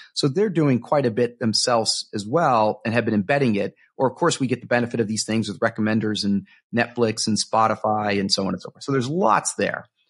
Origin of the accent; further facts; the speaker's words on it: Miami, Florida, United States; now in Seattle, United States; I grew up in Miami, Florida